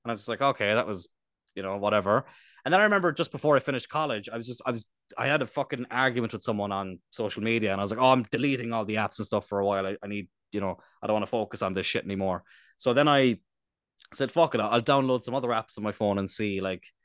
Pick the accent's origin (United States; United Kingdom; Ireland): Ireland; East Cork, Munster; we're from East Cork